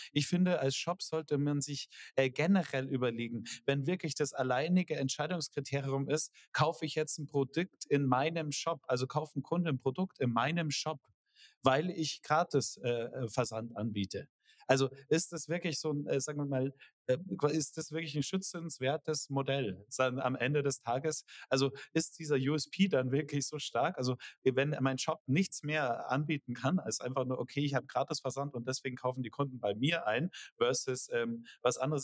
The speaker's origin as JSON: {"language": "German", "country": "Germany", "said": "wir als Deutsche"}